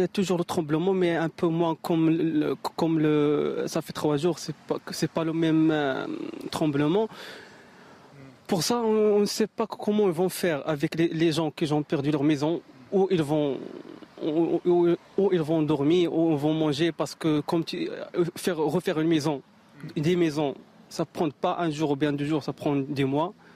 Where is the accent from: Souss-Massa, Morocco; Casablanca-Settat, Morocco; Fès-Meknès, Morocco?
Souss-Massa, Morocco; Agadir; je suis d'Agadir